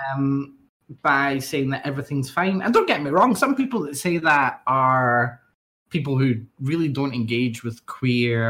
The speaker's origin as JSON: {"language": "English", "region": "Scotland", "country": "United Kingdom", "said": "I'm from Scotland"}